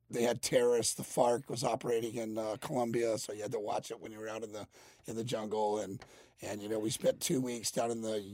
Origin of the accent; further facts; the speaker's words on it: Mississippi, United States; born there; Well, actually, I was born in Mississippi.